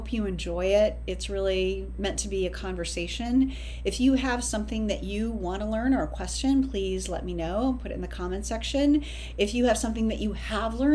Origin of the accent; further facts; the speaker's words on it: outside of the San Francisco Bay Area, Northern California, United States; now in New York, United States; I'm originally from Northern California, outside of the San Francisco Bay Area, and now I live in New York